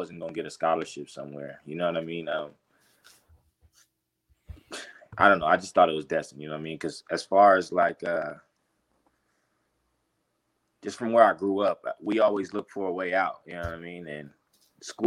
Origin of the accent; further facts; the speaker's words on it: Altadena, California, United States; also born or lived in Florida; I grew up in Altadena, California